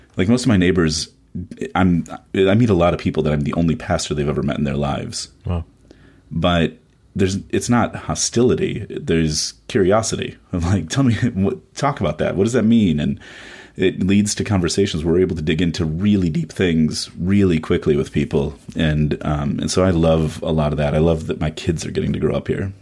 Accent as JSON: {"language": "English", "town": "Chicago", "region": "Illinois", "country": "United States", "tie": "born or raised there", "moved": "yes", "lives_now": "Washington, D.C., United States", "said": "I grew up mostly in Chicago"}